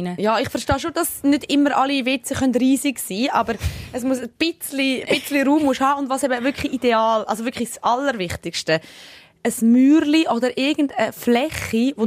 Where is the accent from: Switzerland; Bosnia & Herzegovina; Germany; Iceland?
Switzerland; accent: Swiss German; also born or lived in Sicily; wie ich Schweizerdeutsch, Englisch rede